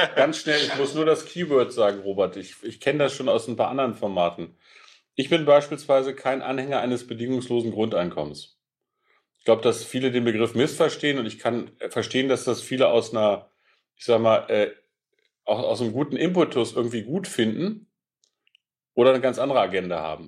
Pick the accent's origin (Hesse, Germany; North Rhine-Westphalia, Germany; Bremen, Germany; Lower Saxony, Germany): Lower Saxony, Germany; Peine; ich komme aus der niedersächsischen Stadt Peine, das ist zwischen Braunschweig und Hannover. Das ist eine Stahlstadt. Meine mhm. Heimatstadt hat 50.000 Einwohner